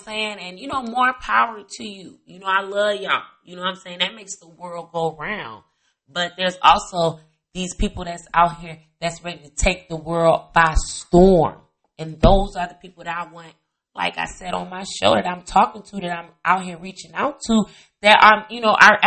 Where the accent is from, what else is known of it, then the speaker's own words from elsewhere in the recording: Chicago area, Indiana, United States; also born or lived in East Coast; I grew up in Indiana, Chicago area. Half of my life I was in Indiana, a little bit of the other half I was in the suburbs of the Chicago area.